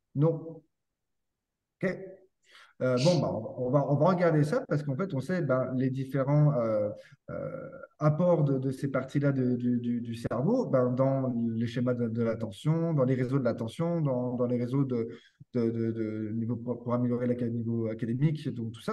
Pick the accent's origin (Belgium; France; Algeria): France; moved away as an adult; now in Quebec, Canada; je suis français, je suis venu au Québec il y a 4 ans pour travailler